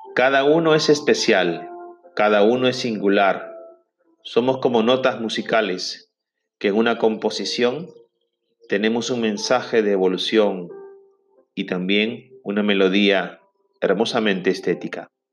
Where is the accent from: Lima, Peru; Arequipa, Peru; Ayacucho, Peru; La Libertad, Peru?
La Libertad, Peru; Trujillo; en mi ciudad natal, en Trujillo, Perú